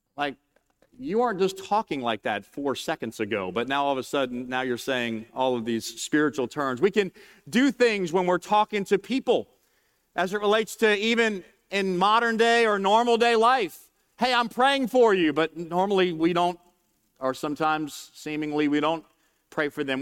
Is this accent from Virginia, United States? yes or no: no; New Orleans, Louisiana, United States; I'm from New Orleans, just outside of New Orleans